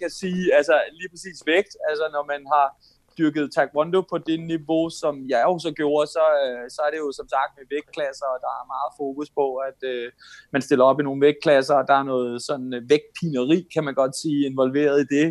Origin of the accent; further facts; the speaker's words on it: Roskilde, Zealand, Denmark; Jeg er fra Roskilde, øh, bosiddende i Roskilde